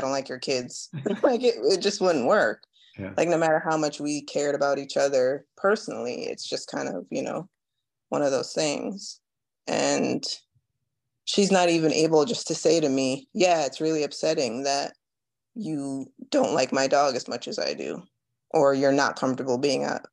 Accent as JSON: {"language": "English", "country": "Jamaica", "tie": "born or raised there", "said": "I was born in Jamaica"}